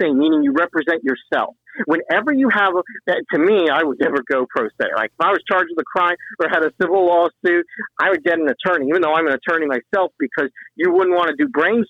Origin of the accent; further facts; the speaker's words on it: Hollywood, Florida, United States; moved away as an adult; also born or lived in Gainesville, Florida / Tallahassee, Florida; now in Lake County, Florida, United States; where I grew up in Hollywood